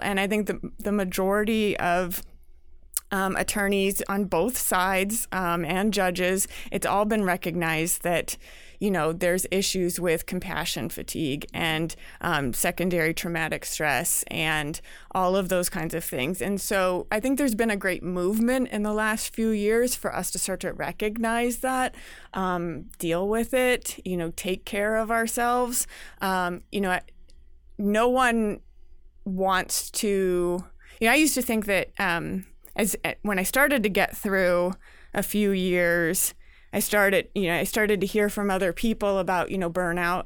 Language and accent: English; California, United States; moved away; I'm from California